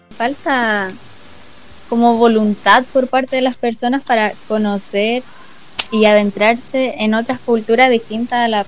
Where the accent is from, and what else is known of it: Chile